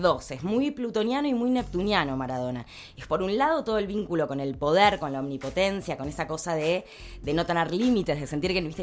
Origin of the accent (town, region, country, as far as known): Argentina